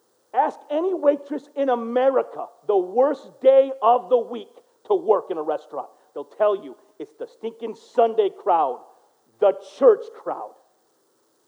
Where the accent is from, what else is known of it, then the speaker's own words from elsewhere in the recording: United States; I'm American through and through